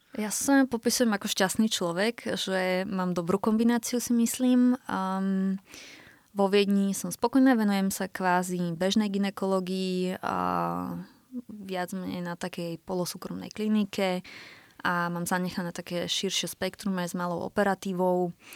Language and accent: Slovak; Slovakia; moved away as an adult; also born or lived in Germany; now in Vienna, Austria; ešte niekedy kompletne vrátime na Slovensko